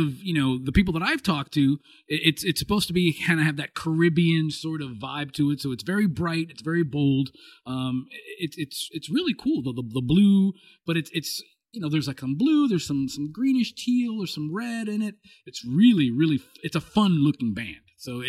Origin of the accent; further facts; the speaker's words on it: California, United States; I'm being from Southern California, we're very, you know, area code snobby.